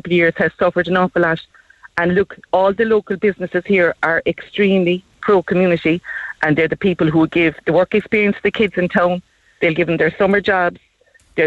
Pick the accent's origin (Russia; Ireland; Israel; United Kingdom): Ireland; Bandon, Munster; now in Kinsale, Ireland; I'm a blow-in myself from Bandon